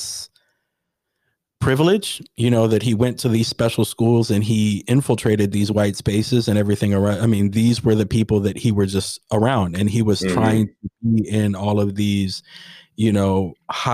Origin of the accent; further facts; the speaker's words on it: United States; as an American